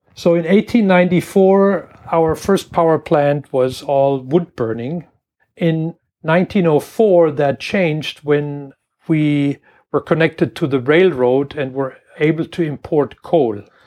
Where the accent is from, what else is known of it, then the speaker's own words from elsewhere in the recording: Germany; moved away as an adult; also born or lived in Washington, United States; now in Michigan, United States; I grew up in Germany in a little farm town